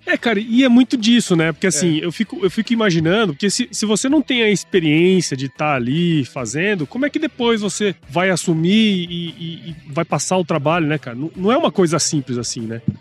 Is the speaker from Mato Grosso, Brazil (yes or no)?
yes; Mato Grosso, Brazil; eu sou de Mato Grosso, né? Moro em Mato Grosso